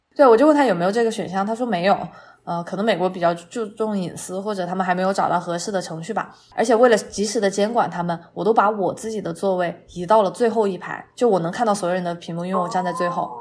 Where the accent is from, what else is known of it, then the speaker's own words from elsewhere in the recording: Chongqing, China; 我作为一个重庆人，我点了鸳鸯锅